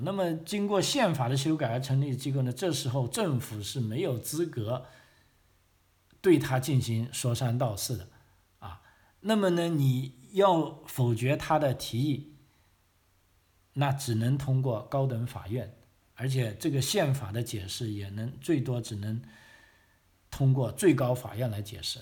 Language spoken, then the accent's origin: Chinese; China; now in Australia; 我们中国人